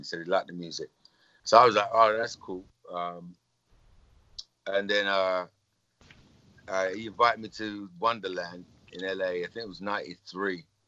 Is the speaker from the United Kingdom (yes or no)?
yes; England, United Kingdom; being English as well. Living in England